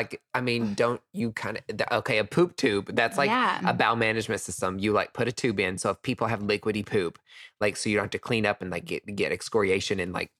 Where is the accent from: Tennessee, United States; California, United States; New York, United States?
Tennessee, United States; East; where I'm from, East mm-hmm. Tennessee. So, East like, Tennessee.